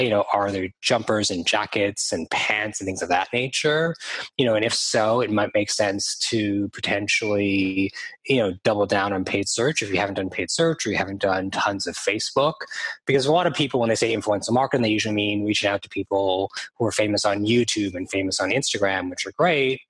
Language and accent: English; Toronto, Ontario, Canada; also born or lived in London, United Kingdom / Australia; now in Vancouver, Canada; I'm based in beautiful Vancouver, Canada, on the West Coast. I'm from Toronto, Canada, and I've lived around the world in London, UK, in Australia